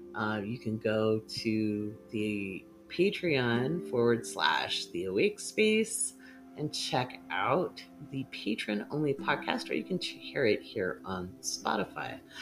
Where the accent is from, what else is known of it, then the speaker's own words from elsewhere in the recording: Oregon, United States; moved away; also born or lived in England / Ivory Coast / Bahrain; I was pretty shy actually growing up in Oregon.